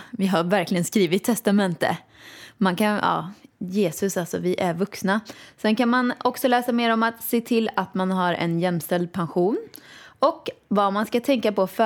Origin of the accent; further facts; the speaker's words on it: Åmål, Västra Götaland, Sweden; Men du vet, alltså alla ni, ni vet att jag är från Åmål